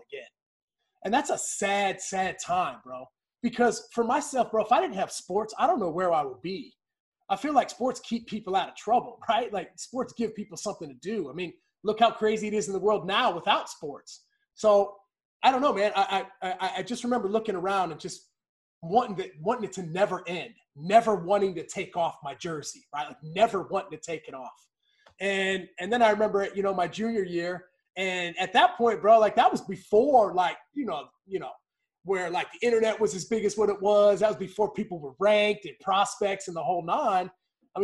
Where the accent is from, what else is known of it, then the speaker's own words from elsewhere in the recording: West Virginia, United States; growing up in West Virginia